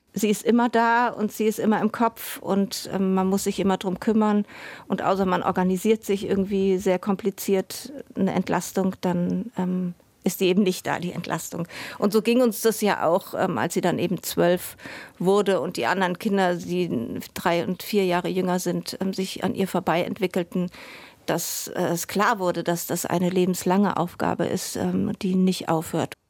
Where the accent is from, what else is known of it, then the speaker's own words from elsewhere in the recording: Germany; bei uns in Deutschland